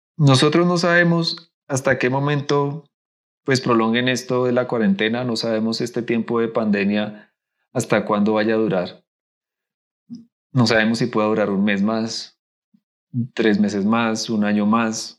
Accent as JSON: {"language": "Spanish", "country": "Costa Rica", "tie": "born or raised there", "moved": "as an adult", "lives_now": "Bogotá, Colombia", "said": "yo nací aquí en Bogotá pero a los ocho años, me, pues mis papás se fueron, mudaron para Costa Rica, yo me fui con ellos, claramente, era un niño chiquito. Y, allá crecí el resto pues, de mi infancia, mi adolescencia, hasta que ya terminé el colegio."}